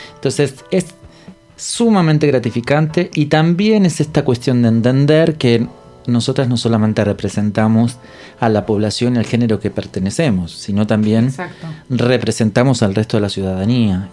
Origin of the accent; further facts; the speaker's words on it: Entre Ríos, Argentina; now in Buenos Aires, Argentina; yo soy de Entre Ríos